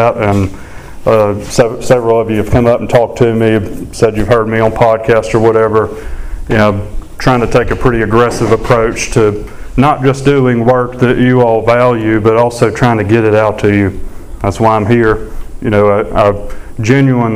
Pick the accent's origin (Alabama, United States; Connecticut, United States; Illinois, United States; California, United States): Alabama, United States; Sumter County; I grew up in Alabama, a little ways from here, but Sumter County